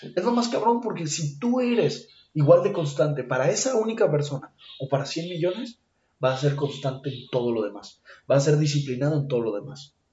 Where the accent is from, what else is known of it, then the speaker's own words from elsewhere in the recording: Mexico; Yo soy mexicano, siempre me voy a poner la verde, todos los días de mi vida, porque soy mexicano